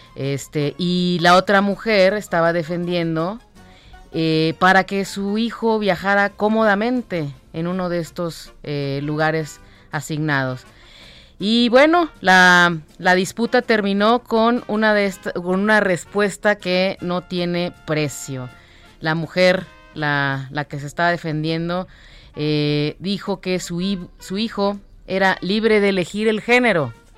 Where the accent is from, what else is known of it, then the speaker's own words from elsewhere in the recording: Monterrey, Nuevo León, Mexico; Yo de, la, de la ciudad que ya no se quiere hablar en este momento, de Monterrey. Monterrey y sus problemas de agua, de ahí soy.